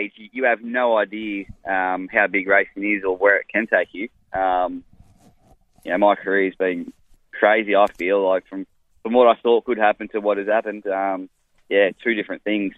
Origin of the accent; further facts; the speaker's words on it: Melbourne, Victoria, Australia; also born or lived in Fitzroy; I was born in Fitzroy and did a lot of my early childhood in Port Melbourne